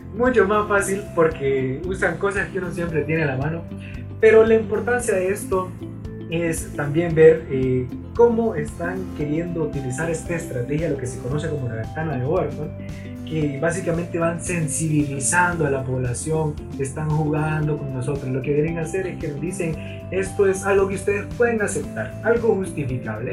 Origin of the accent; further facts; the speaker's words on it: Honduras; somos hondureños, conocemos las interioridades de nuestro país